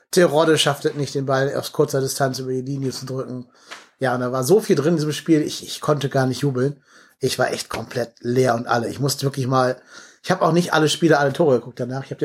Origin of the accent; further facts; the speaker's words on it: Cologne, North Rhine-Westphalia, Germany; Das sag jetzt ich als Kölner